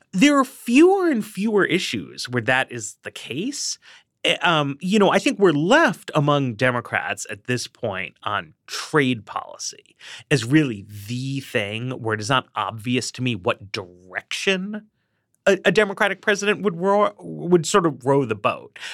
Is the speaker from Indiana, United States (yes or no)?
no; New York, United States; now in Washington, D.C., United States; I grew up in Manhattan.